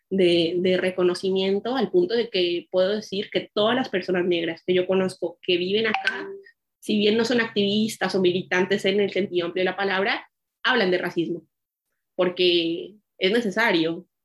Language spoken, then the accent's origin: Spanish; Bogotá, Colombia; now in Buenos Aires, Argentina; Yo crecí en Bogotá, que es un lugar donde la mayoría de personas son personas blanco-mestizas.